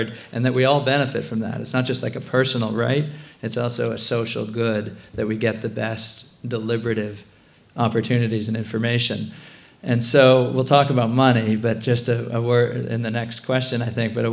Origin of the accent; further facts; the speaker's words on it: Concord, Massachusetts, United States; I'm from Concord, and we've been having town meeting